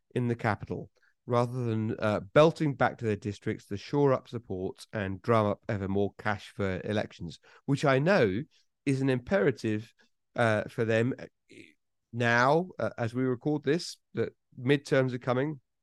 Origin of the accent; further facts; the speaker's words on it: United Kingdom; I'm British